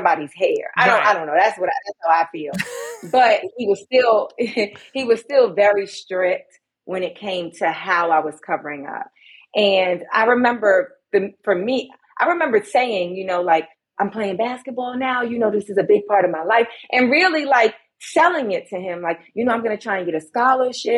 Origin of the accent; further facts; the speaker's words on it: New York City, New York, United States; also born or lived in Brooklyn; I was born in Brooklyn. I spent the first 5 years of my life there. And then I came to Harlem